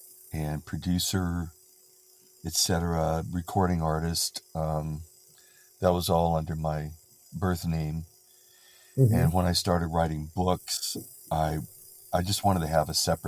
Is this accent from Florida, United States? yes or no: no; Watsonville, California, United States; born and raised in Watsonville